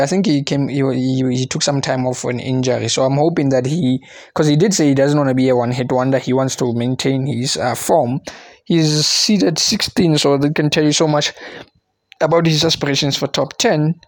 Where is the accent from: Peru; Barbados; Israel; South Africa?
South Africa; I'm South African